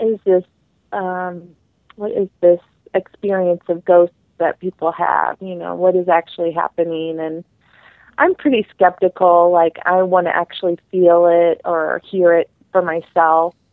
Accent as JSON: {"language": "English", "region": "Missouri", "country": "United States", "said": "I am an outsider. I'm actually from Missouri. I live in the St. Louis area"}